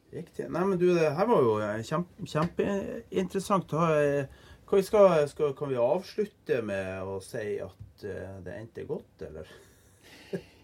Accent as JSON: {"language": "Norwegian", "area": "Andøya", "region": "Nordland", "country": "Norway", "said": "jeg er jo fra Andøya"}